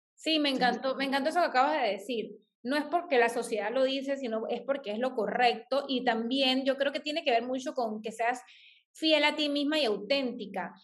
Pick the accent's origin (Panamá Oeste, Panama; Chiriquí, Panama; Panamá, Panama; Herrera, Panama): Herrera, Panama; Chitré; moved away; Yo soy del interior del país, yo crecí en Chitré, viví 10 años en Chitré